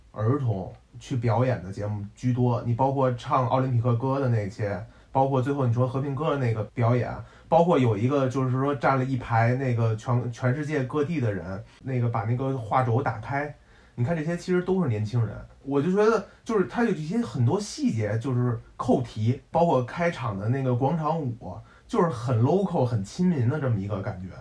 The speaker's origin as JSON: {"language": "Chinese", "region": "Beijing", "country": "China", "tie": "born or raised there", "said": "我从小就在十二海划过冰"}